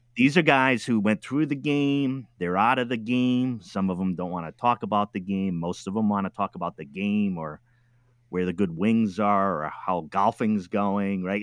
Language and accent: English; East Coast, United States; also born or lived in Midwest; now in Oregon, United States; I'm from the East Coast